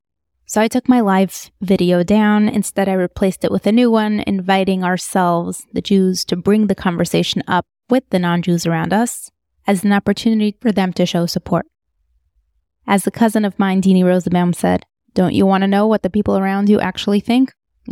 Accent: United States; These are my thoughts as an American Jew, as the Chutznik Jew

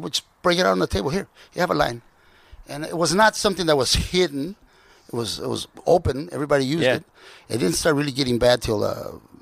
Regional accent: Compton, California, United States; I'm from Compton

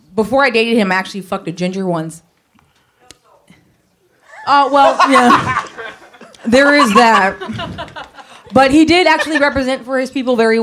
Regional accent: San Francisco, California, United States; I grew up in San Francisco

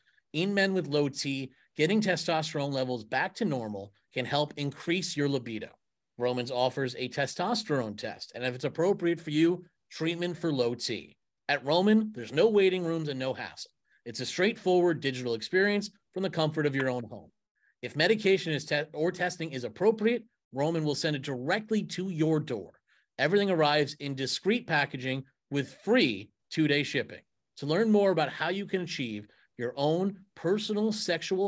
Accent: New York, United States; I grew up in New York

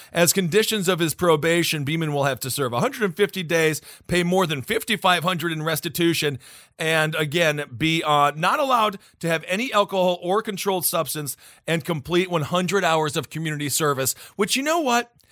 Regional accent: Wisconsin, United States; my home state of Wisconsin

